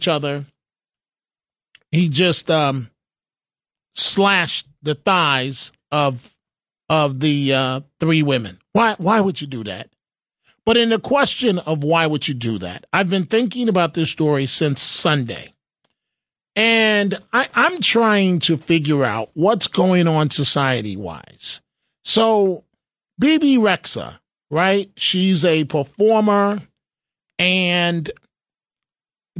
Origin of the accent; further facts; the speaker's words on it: New York City, New York, United States; also born or lived in Seattle, Washington; as a child growing up in the Bronx